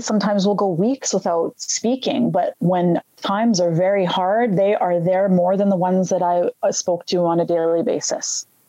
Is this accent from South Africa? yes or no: no; Red Deer, Alberta, Canada; I grew up actually in Alberta, a small city right in between Calgary and Edmonton in Alberta, Canada, called Red Deer, Red Deer, Alberta